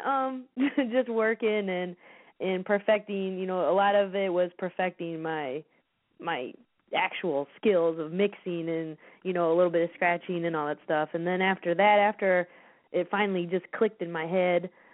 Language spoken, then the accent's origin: English; United States; also born or lived in Chicago; I'm from the Quad Cities